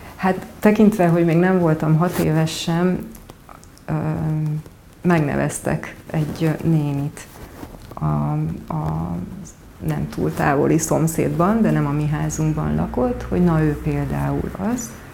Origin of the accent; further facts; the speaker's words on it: Odorheiu Secuiesc, Harghita County, Romania; moved away as an adult; also born or lived in Veszprém, Hungary / Pápa, Hungary; now in Budapest, Hungary; Székely udvarhely, ugyanis ott születtem, és egyetemista, egyet-, egyetemre jöttem, ö, ide Budapestre, tehát érettségi után kerültem Magyarországra